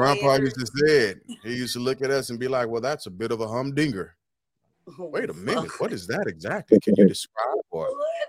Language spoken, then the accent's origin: English; Illinois, United States; Listen to how I pronounce my R's. I'm from here. I'm not from Missouri.